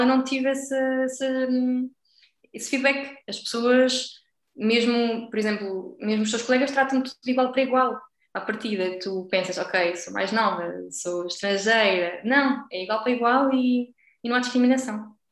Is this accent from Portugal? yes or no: yes; Aveiro, Aveiro District, Portugal; moved away as an adult; also born or lived in Porto, Portugal; now in France; eu sou da Aveiro